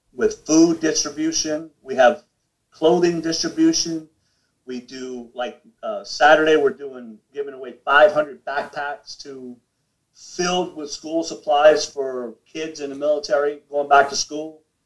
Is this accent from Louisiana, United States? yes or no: yes; New Orleans, Louisiana, United States; I grew up in New Orleans